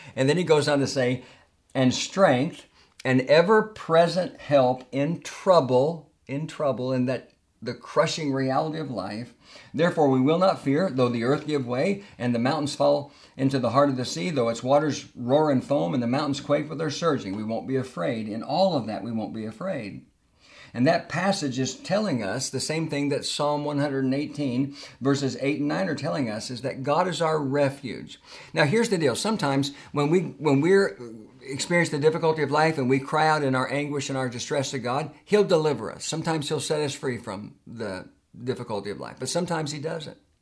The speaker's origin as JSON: {"language": "English", "town": "Tulsa", "region": "Oklahoma", "country": "United States", "tie": "born or raised there", "moved": "as an adult", "said": "I love the little church that I grew up in in Tulsa, Oklahoma"}